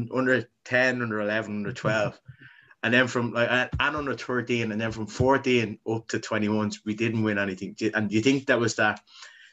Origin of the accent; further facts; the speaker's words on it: Dublin, Leinster, Ireland; we loved growing up in Ballymun.